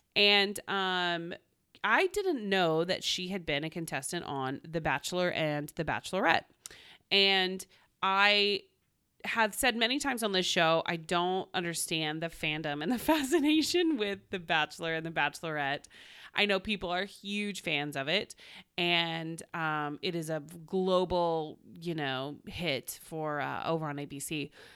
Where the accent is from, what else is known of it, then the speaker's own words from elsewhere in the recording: Oklahoma, United States; now in Los Angeles, United States; I'm from Oklahoma originally.